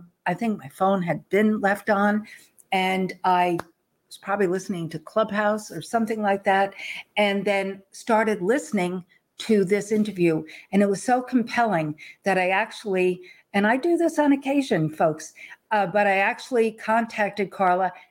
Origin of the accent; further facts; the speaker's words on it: Long Island, New York, United States; I grew up in the East Coast and grew up on Long Island